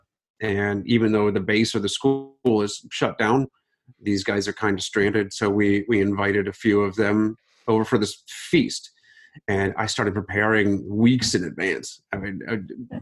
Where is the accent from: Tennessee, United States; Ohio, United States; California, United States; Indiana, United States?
Ohio, United States; Growing up in Ohio